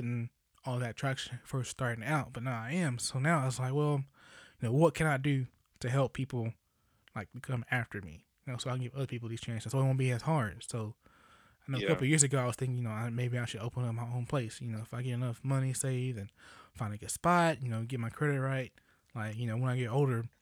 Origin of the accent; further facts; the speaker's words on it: East Texas, United States; also born or lived in Dallas, Texas; So most of my life I've been in East Texas